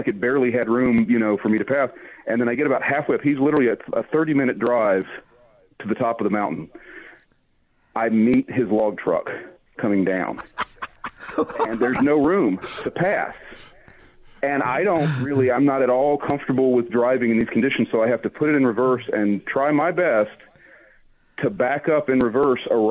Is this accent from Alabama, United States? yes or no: yes; Alabama, United States; I'm from Alabama